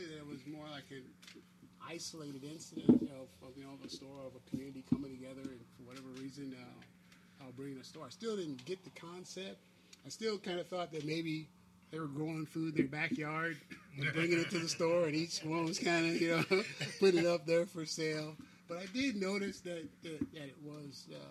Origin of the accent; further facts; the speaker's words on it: Long Beach, California, United States; I'm from Long Beach here. I'm from the Rose Park area.